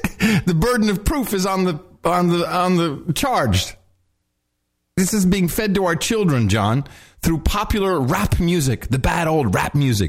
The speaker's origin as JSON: {"language": "English", "region": "New Jersey", "country": "United States", "said": "Because I'm from Jersey"}